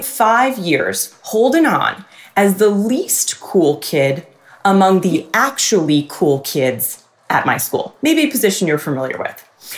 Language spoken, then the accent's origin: English; Freehold Township, New Jersey, United States; in this town, my town, Freehold